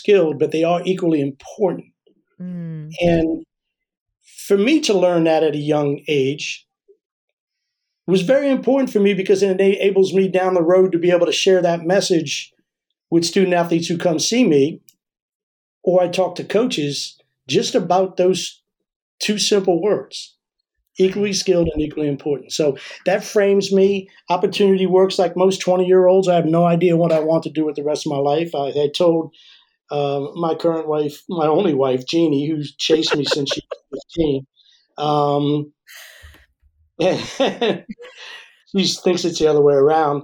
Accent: Maryland, United States; moved away as an adult; I'm originally from Maryland. And was blessed with an incredible upbringing

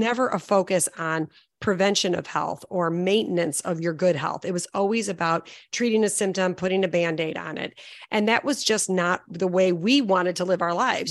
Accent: Chicago, Illinois, United States; I'm from Chicago

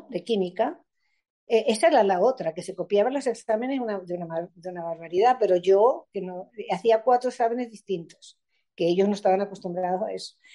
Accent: Spain; accent: Spanish; los chamos se iban a morir porque entre mi acento español, ¿entiendes?

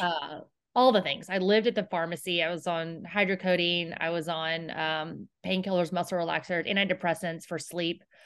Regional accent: Houston, Texas, United States; I grew up here in Houston

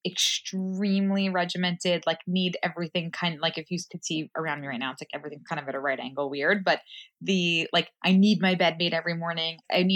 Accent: New York City, New York, United States; I grew up in Queens.

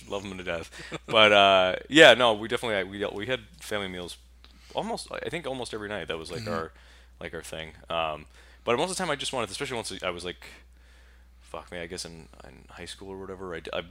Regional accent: Bridgewater, Massachusetts, United States; Bridgewater, Massachusetts.

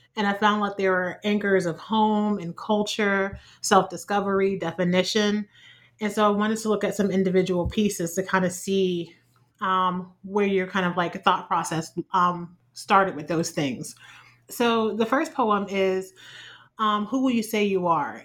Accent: Ohio, United States; born or raised there

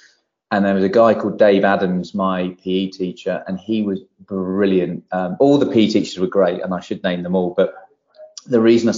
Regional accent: Barrow-in-Furness, North West England, United Kingdom; born there; also born or lived in Poole; So I was born in Barrow Furness, which is where my dad's side of the family all still live and from, and that's where my love for my football team comes from. And we bounced around until I was nearly 10.

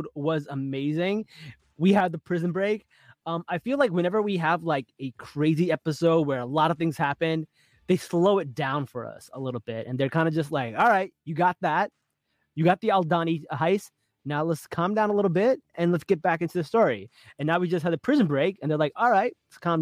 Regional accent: Newark, New Jersey, United States; I grew up in Newark with like Puerto Ricans everywhere

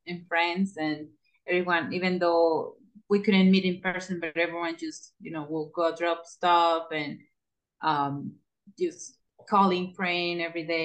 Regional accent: Mexico; English is a second language; moved away; I'm from Mexico

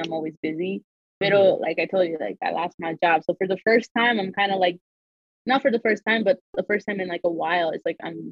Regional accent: Salt Lake City, Utah, United States; But I was born and raised in Utah. Born and raised in Salt Lake City

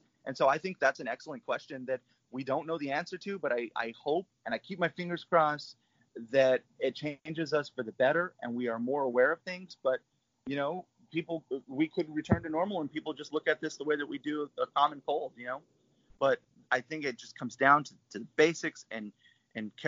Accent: Albuquerque, New Mexico, United States; moved away as an adult; now in Portland, United States; I'm still keeping tabs on my hometown. Got friends and family, all my loved ones are still there

